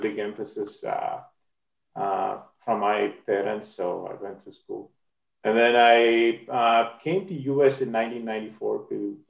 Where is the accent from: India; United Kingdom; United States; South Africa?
India; moved away as an adult; I'm originally from India. I did collegiate swimming in India